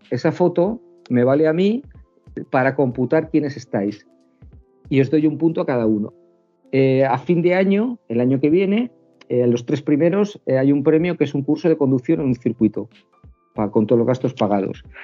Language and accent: Spanish; Bilbao, Basque Country, Spain; also born or lived in Cantabria; Yo soy de Bilbao, aunque llevo toda la vida en Cantabria, y la gente del norte suele ser más seca.